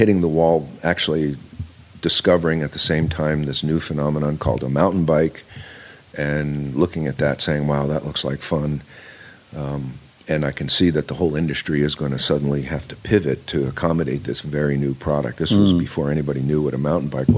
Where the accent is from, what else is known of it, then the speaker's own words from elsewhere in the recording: Long Island, New York, United States; moved away as an adult; also born or lived in Bloomington, Indiana / Atlanta, Georgia; I grew up on Long Island